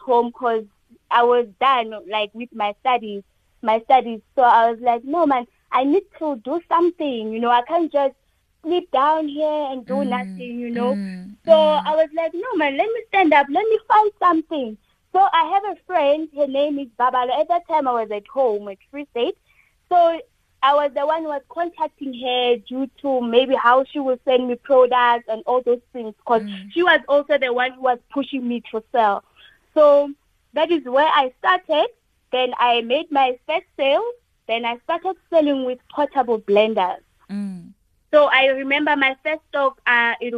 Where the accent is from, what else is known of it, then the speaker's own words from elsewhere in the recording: QwaQwa, Free State, South Africa; now in Pretoria, South Africa; Originally, I'm from Free State, Kwakwa, but currently I'm in Pretoria.